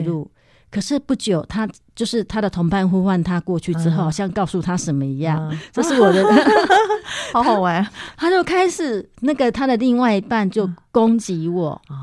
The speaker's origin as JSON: {"language": "Chinese", "region": "Yilan County", "country": "Taiwan", "also_born_or_lived": "Beitou, Taipei", "moved": "as an adult", "lives_now": "Taipei, Taiwan", "said": "因为我是宜兰人嘛"}